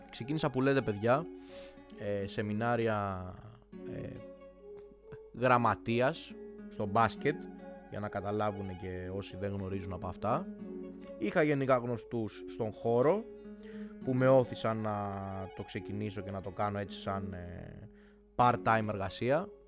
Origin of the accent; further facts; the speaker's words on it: Greece; Δηλαδή 27 Οκτώβρη δεν είμαστε Έλληνες και έχουμε έξω τη, ε, ξέρω εγώ, τη σημαία της Αργεντινής γιατί είναι μόδα.